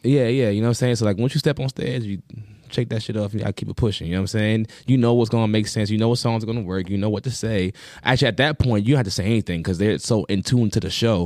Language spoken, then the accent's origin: English; Long Island, New York, United States; I'm from New York. Long Island